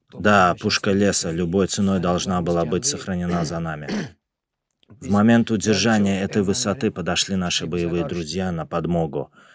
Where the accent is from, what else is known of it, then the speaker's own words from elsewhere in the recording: Lerik District, Azerbaijan; я из города Лирик